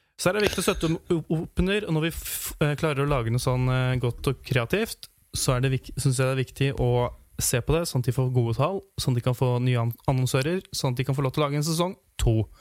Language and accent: Norwegian; Hamar, Innlandet, Norway; hjemme i Hamar, i Ottestad